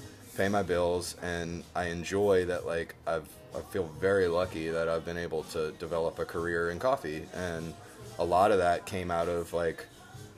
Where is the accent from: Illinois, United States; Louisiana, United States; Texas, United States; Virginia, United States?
Louisiana, United States; New Orleans; growing up here in the city, I mean, well, I grew up in the West Bank